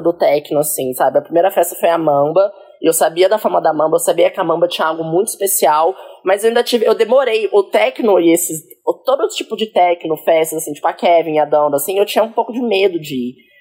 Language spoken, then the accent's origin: Portuguese; Caxambu, Minas Gerais, Brazil; now in São Paulo, Brazil; eu sou do sul de Minas, uma cidade ah, lá do interior de Minas Gerais, super homofóbica, é? super, é? tipo, chama Caxambu.